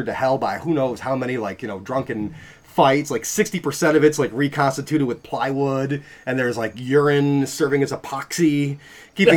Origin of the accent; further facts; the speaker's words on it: North Tonawanda, New York, United States; I grew up in North Tonawanda.